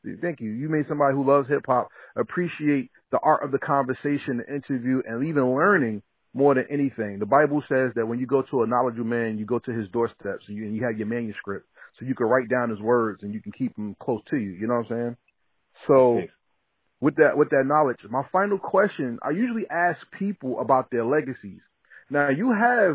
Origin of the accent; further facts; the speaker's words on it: New Jersey, United States; I'm from New Jersey